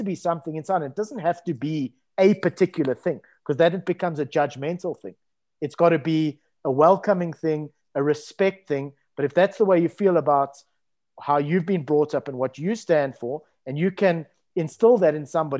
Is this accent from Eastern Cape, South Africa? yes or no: no; Cape Town, Western Cape, South Africa; Growing up in Musenberg, which is a coastal town in Cape Town